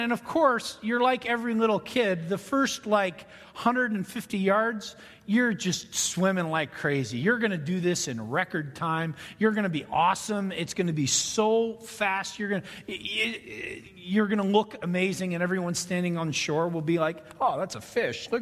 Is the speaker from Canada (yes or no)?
yes; Ontario, Canada; When I grew up in Ontario, Canada